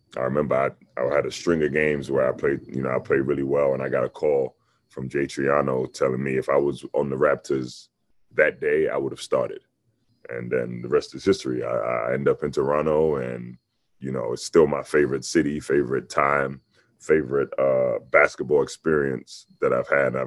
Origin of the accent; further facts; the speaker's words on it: London, United Kingdom; moved away; North London